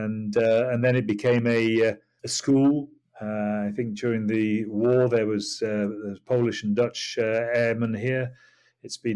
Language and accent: English; Yorkshire and the Humber, United Kingdom; moved away as an adult; also born or lived in Singapore / Bali / Kuala Lumpur; now in Hampshire, United Kingdom; I'm from Yorkshire